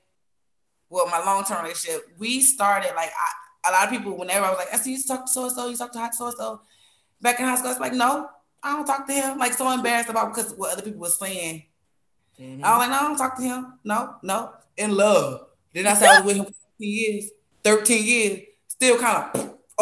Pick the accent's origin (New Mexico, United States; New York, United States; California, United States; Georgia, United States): New York, United States; I grew up in New York, and we did not say lying